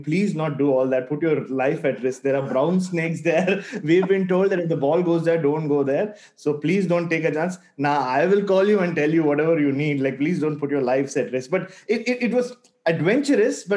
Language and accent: English; India; As an Indian journalist